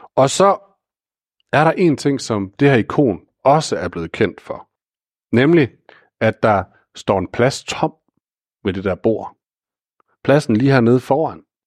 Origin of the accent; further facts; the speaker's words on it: Aarhus, Central Denmark Region, Denmark; ansat i et vikarbyrå i Aarhus, hvor jeg kommer fra